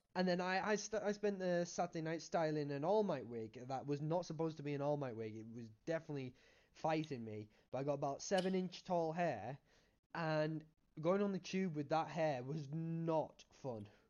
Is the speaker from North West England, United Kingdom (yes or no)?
yes; Cumbria, North West England, United Kingdom; I'm from Cumbria